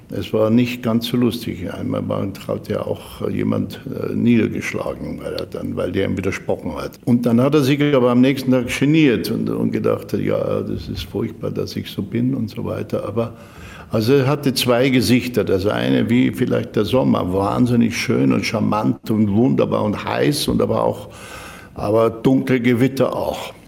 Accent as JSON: {"language": "German", "country": "Germany", "said": "als Deutscher"}